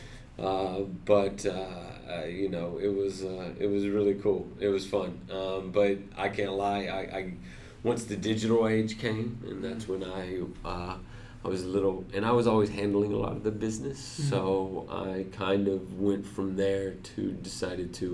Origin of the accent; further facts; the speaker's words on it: Texas, United States; moved away as an adult; also born or lived in Jacksonville, Florida; now in Los Angeles, United States; I'm from Texas originally